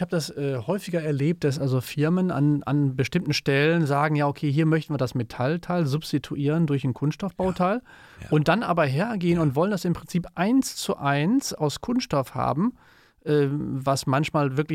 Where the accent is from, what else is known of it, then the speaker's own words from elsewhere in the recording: Cologne, North Rhine-Westphalia, Germany; das passt uns natürlich gut als Kölner, wir, wir lieben Dreigestirne.